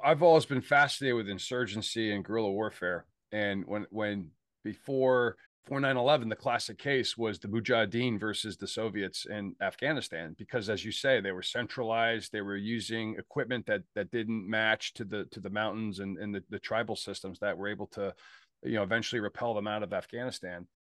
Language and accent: English; Pittsburgh, Pennsylvania, United States; I'm from Pittsburgh, and I'm a Pittsburgh Steeler, uh, f, I'm part of that tribe.